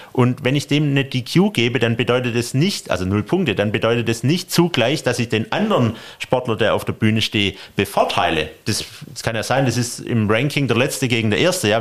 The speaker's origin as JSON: {"language": "German", "town": "Stuttgart", "region": "Baden-Württemberg", "country": "Germany", "said": "komme ich aus Stuttgart"}